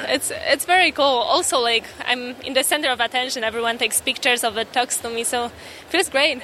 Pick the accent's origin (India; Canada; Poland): Poland; now in United States; I'm an immigrant myself. I came here from Poland, and yeah, I moved here.